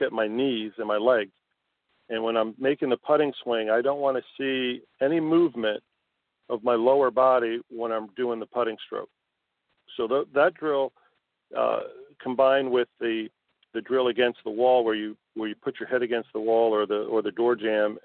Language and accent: English; Connecticut, United States; now in South Florida, United States; I grew up in Connecticut, and I played all my high school and amateur golf up in Connecticut